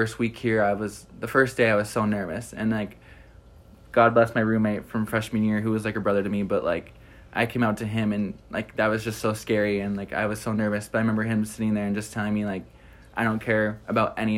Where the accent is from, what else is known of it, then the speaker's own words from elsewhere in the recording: Iron Mountain, Michigan, United States; I'm from Iron Mountain, Michigan, which is in the UP, like 8 hours away from school